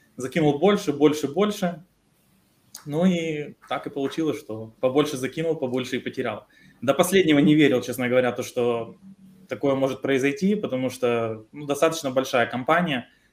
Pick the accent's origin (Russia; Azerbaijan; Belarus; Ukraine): Ukraine; Мы с Украины